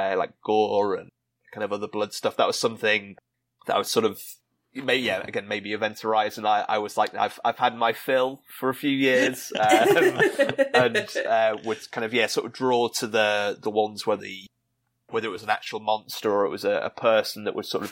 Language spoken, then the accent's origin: English; England, United Kingdom; overcast day, which where I'm from in England often is